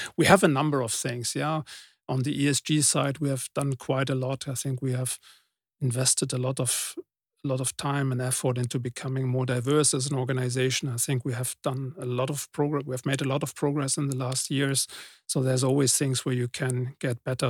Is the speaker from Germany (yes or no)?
yes; Germany; I'm coming from Germany